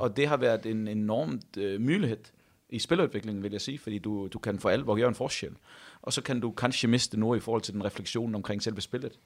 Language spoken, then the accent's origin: Danish; near Odense, Funen, Southern Denmark, Denmark; moved away as an adult; now in Haugesund, Norway; Jeg kommer fra uh, eh, 10 minutter ud forbi Odense